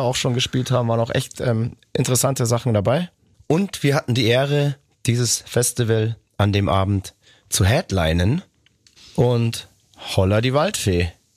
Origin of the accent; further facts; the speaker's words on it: Nuremberg, Bavaria, Germany; in meine Geburtsstadt nach Nürnberg